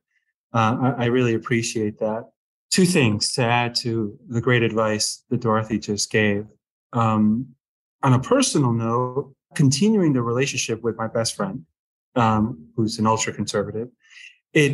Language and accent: English; United States; I grew up right outside New York and spent a lot of time in New York